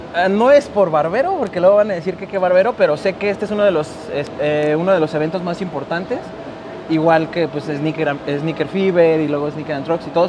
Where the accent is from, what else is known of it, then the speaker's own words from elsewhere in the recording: Guadalajara, Jalisco, Mexico; somos de Guadalajara y aquí estamos.